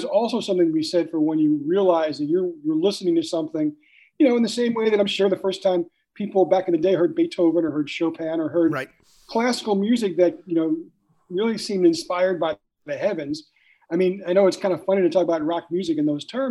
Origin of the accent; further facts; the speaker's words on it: Long Island, New York, United States; I grew up on Long Island